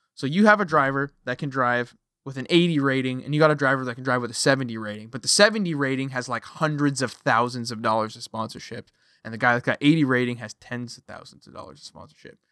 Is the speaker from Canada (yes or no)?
yes; Canada; I am a Canadian, I live on the west coast of Canada